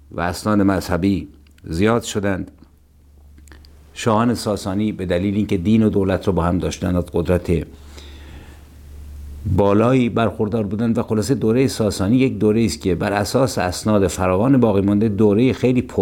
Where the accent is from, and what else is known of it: Iran